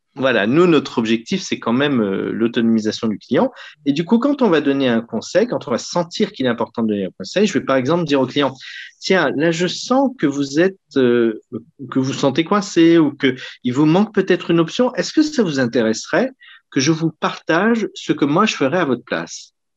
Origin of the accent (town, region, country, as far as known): Lyon, Auvergne-Rhône-Alpes, France; born or raised there